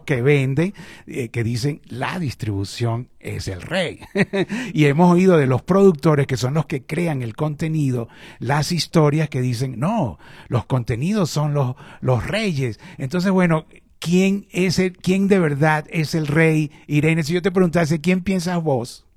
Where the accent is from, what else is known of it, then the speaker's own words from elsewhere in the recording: Venezuela; moved away; also born or lived in Chile; yo estudié periodismo en Venezuela, que es eh, mi país de origen